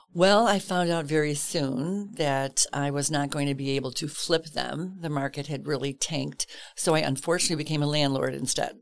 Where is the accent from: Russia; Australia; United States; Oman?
United States; Chicago, Illinois; Grew up in Chicago, southwest side of Chicago proper